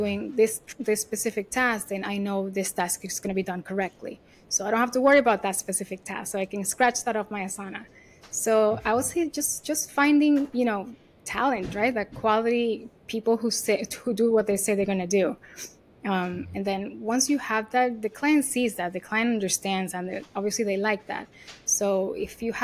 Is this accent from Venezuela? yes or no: yes; Venezuela; English is a second language; moved away as an adult; also born or lived in Miami / New York; if you hear my accent, I'm not American, right? I was born and raised in Venezuela.